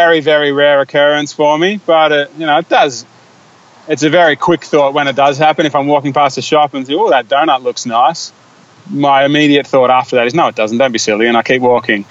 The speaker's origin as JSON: {"language": "English", "country": "Australia", "said": "we're Australian and most of my friends are Australian"}